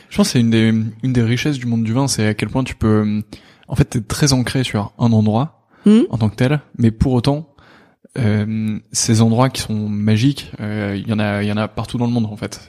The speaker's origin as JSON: {"language": "French", "town": "Lille", "region": "Hauts-de-France", "country": "France", "said": "je suis aussi originaire de Lille"}